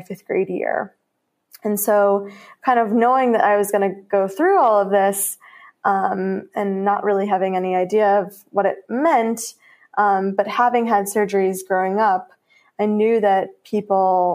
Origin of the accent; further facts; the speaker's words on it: Chicago, Illinois, United States; I was from Chicago